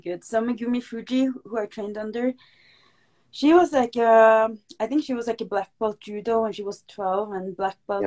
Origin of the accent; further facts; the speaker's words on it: Norway; I'm a pro MMA fighter from Norway